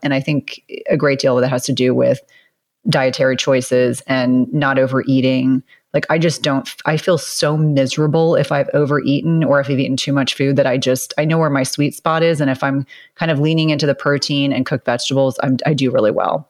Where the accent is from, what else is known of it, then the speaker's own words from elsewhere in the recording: New Jersey, United States; I grew up in New Jersey, and so my mom really prioritized taking me to Broadway